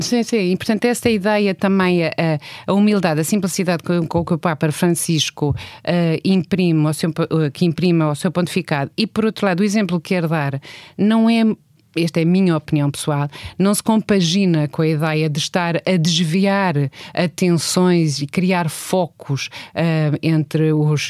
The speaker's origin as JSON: {"language": "Portuguese", "country": "Portugal", "said": "somos portugueses e somos europeus"}